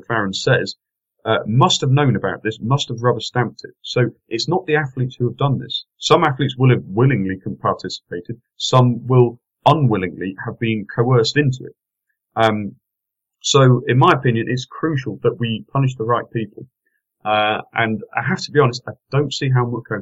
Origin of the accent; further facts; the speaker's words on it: England, United Kingdom; I'm an Englishman.